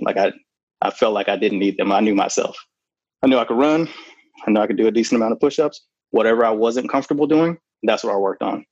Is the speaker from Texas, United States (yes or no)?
no; Oklahoma, United States; I actually grew up near uh, Fort Sill in Oklahoma